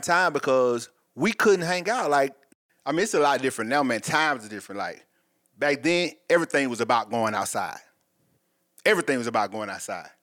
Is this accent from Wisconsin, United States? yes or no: no; Atlanta, Georgia, United States; I'm from Atlanta, Georgia, also. West Side, to be exact